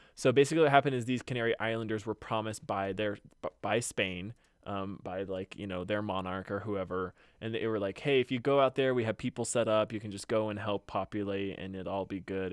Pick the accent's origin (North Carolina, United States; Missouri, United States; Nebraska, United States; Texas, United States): Texas, United States; I grew up in Texas